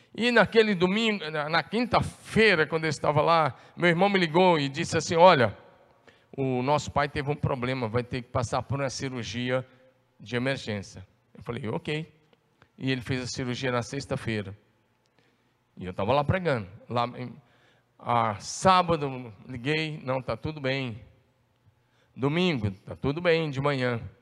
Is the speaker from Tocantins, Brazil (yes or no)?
yes; interior of Goiás, now Tocantins, Brazil; Lá na região onde eu nasci, no interior de Goiás, na época, hoje Tocantins